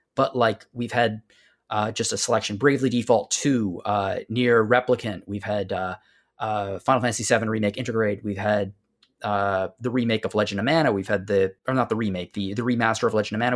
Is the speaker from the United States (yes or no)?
no; Canada; Greg and I are Canadian. We are not American